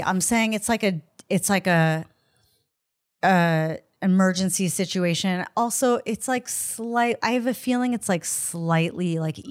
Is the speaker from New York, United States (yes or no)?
yes; Long Island, New York, United States; Long Island.